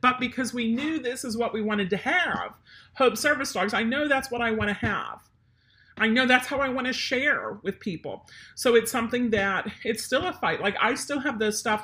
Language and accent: English; Pennsylvania, United States; moved away; we're not only German, but we're from Pennsylvania